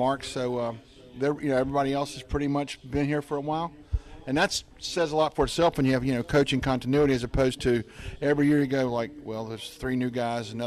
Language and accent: English; Virginia, United States; moved away; I grew up in Virginia